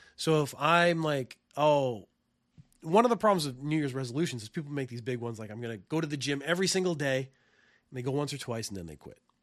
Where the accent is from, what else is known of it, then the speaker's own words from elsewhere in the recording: Canada; now in Japan; I come from Canada